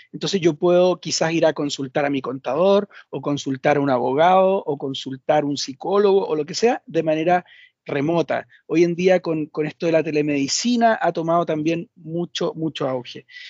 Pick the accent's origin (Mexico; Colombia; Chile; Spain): Chile; efectivamente soy chileno, por si no se había notado en el, en el acento